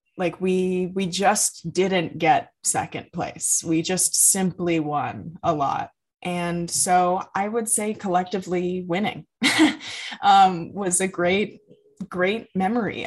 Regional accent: United States; growing up in America

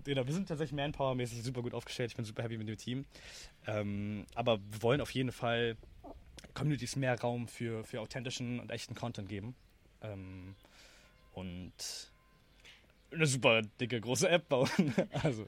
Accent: Berlin, Germany; ich bin halt in Berlin aufgewachsen

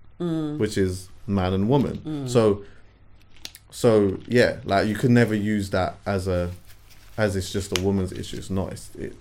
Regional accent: Jamaica; I'm Jamaican.

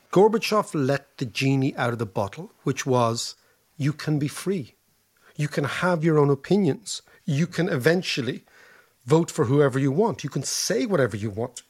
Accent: Ireland

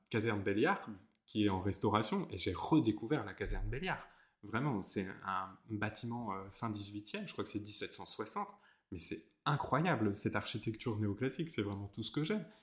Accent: South Vendée, near Fontenay-le-Comte, Pays de la Loire, France; je viens du Sud Vendée, d'un petit village juste à côté de, Fontenay-le-Comte

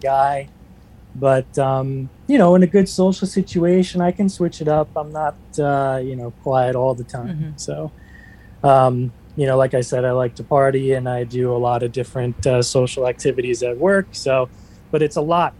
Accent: Smithtown, New York, United States; I'm from Smithtown

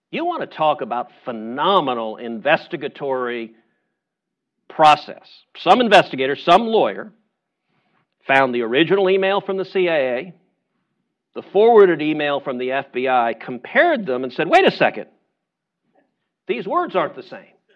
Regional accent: Houston, Texas, United States; I'm from Houston

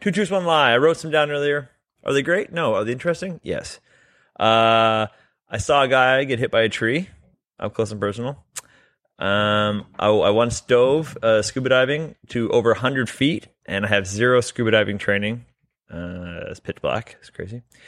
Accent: Canada; We're both Canadian

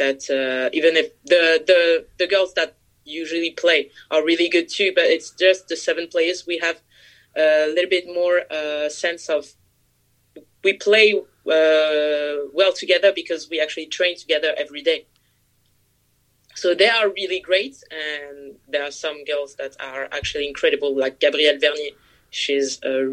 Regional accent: France

